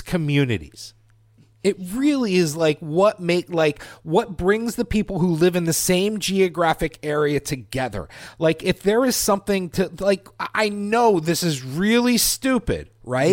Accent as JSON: {"language": "English", "town": "Titusville", "region": "Pennsylvania", "country": "United States", "tie": "born or raised there", "moved": "yes"}